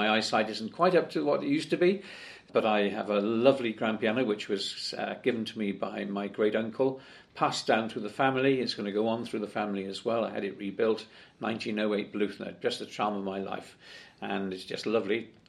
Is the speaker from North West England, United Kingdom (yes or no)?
no; Cardiff, Wales, United Kingdom; I was born actually on North Road in Cardiff and brought up in Whitchurch